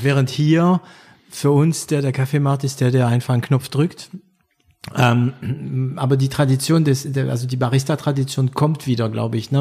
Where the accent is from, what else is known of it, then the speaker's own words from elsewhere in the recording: France; German is a second language; moved away as an adult; also born or lived in Germany; now in Berlin, Germany; Franco-Deutscher, ähm, begleitet, wobei ich bin, ich bin ein bisschen später nach Deutschland gekommen, ich war schon über zwanzig. Deswegen werde ich auch meinen Akzent